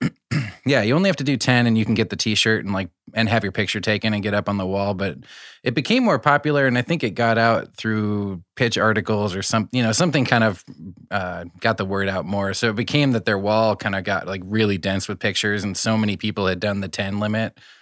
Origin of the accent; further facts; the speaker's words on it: Iowa, United States; I'm from Iowa, so we had Taco Bell, but, like, Taco John's was, like, the preference.